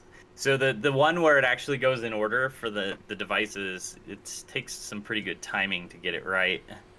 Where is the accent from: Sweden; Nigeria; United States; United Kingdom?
United Kingdom; And since I'm from Britain, I better try those out.